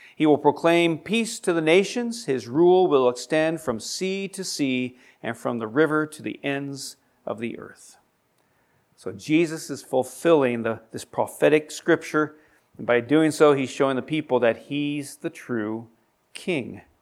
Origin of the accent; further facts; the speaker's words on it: United States; we as Americans